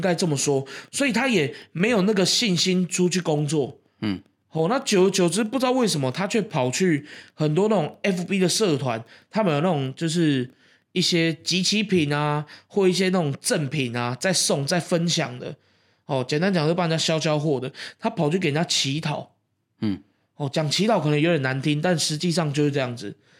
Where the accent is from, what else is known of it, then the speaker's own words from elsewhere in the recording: Keelung, Taiwan; 那是一个在，呃，我们基隆那边吃不到的一个食物